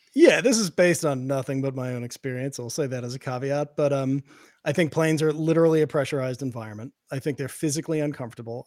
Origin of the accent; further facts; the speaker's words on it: Boston, Massachusetts, United States; I grew up in Boston. I grew up in a, in an Irish and Italian neighborhood